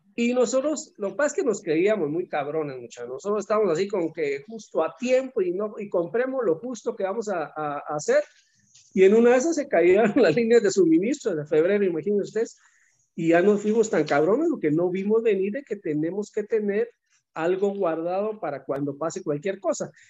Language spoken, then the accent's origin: Spanish; Guatemala; aquí en Guatemala